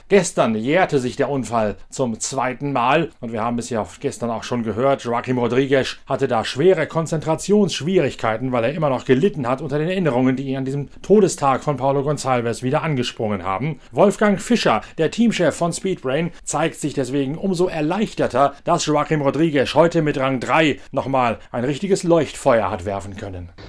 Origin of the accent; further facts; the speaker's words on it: Northern Germany, Germany; Oder ist das nur noch ein Rolling Home, wie ich es immer so schön sage als Norddeutscher?